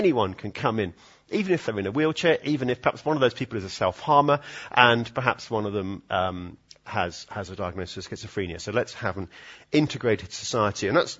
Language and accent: English; Edinburgh, Scotland, United Kingdom; I know it's sort of stiff upper lip and, you know, we're sort of from Edinburgh. We don't really talk about emotions and that sort of thing, do we?